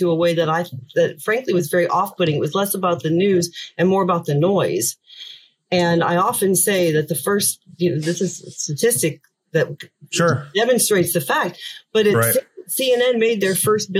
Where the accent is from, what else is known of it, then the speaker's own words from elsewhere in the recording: Indiana, United States; moved away as an adult; also born or lived in Orlando, Florida / Washington, D.C.; now in Dublin, Ireland; I grew up in Indiana